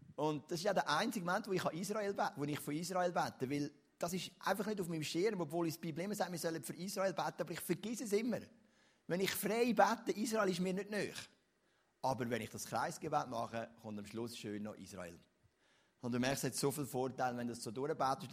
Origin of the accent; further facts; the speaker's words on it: Switzerland; also born or lived in Lucerne; bei uns in der Schweiz